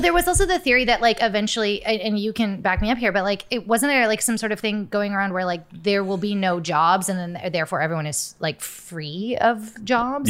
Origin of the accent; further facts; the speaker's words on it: Florida, United States; I grew up in Florida